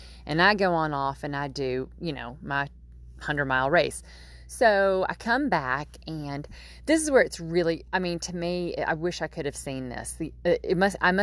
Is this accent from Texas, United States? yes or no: no; Nashville, Tennessee, United States; now in Nova Scotia, Canada; I grew up in Nashville, Tennessee, and my mama and my aunt still live there